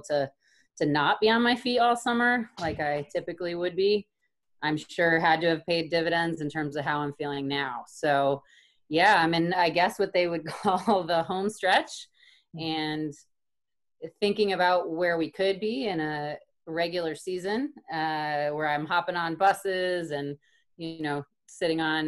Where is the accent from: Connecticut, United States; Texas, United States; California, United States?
Connecticut, United States; Killingworth; I'm originally from Connecticut, grew up in a small town, Killingworth